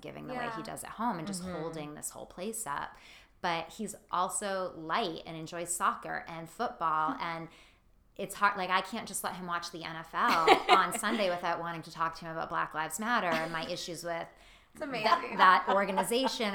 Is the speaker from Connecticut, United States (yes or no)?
no; Massachusetts, United States; I'm from Massachusetts, so I'm very proud to be a Northeast girl